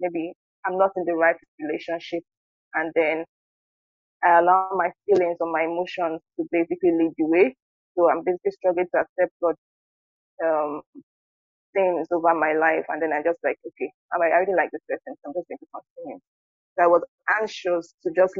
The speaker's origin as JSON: {"language": "English", "region": "Delta", "country": "Nigeria", "said": "I'm from Delta State, and I'm currently living in Nigeria"}